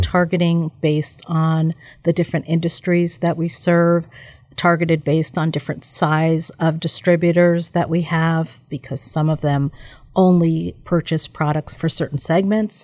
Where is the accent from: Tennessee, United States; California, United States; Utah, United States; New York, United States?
New York, United States; now in Milwaukee, United States; I'm originally from New York